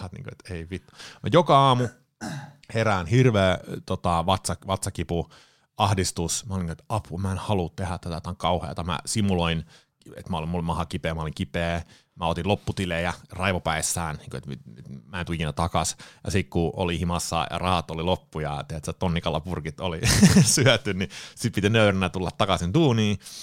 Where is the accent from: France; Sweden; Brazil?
Sweden; moved away as an adult; now in Finland; Ruotsista kotoisin. Mut, mutsi ja Faija muutti Ruotsiin 74 tai 75. Synnyin sitten tota, Ruotsissa